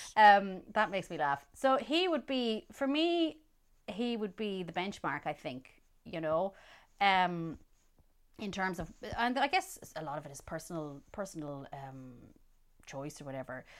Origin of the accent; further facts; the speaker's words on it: Roscommon, Connacht, Ireland; growing up in Roscommon